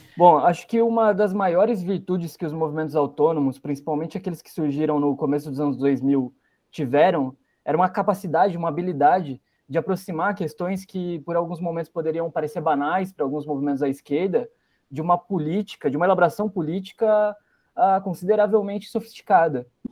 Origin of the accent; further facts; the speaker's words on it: Piracicaba, São Paulo, Brazil; also born or lived in Curitiba, Paraná; Quando eu me mudo para Piracicaba, nasci em Curitiba, me mudo para Piracicaba, interior de São Paulo